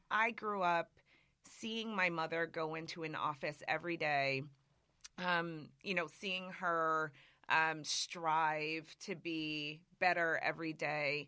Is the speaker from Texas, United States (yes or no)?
no; Springfield, Massachusetts, United States; moved away; also born or lived in New York; I grew up in Massachusetts, in a town called Springfield, Massachusetts.